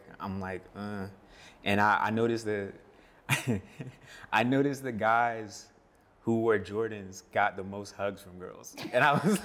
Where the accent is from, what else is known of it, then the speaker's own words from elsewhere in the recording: Charlotte, North Carolina, United States; also born or lived in Silver Spring, Maryland / Clinton, Maryland; I was born in Maryland, born in Silver Spring, Maryland, and then spent some time in Clinton, and then we moved down to Charlotte when I was six